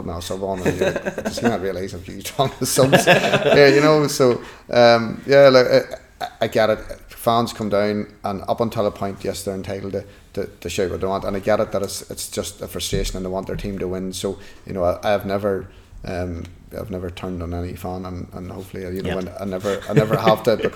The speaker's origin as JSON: {"language": "English", "town": "Newry", "region": "Northern Ireland", "country": "United Kingdom", "said": "I'm from Newry"}